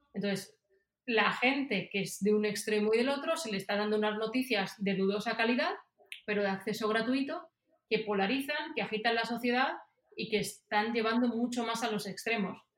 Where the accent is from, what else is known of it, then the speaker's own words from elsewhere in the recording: Spain; moved away as an adult; also born or lived in Silicon Valley; now in Miami, United States; yo también lo tengo como española